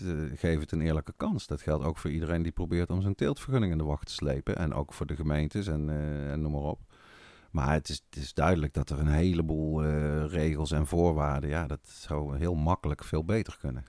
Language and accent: Dutch; Netherlands; wij dan echt als Nederlanders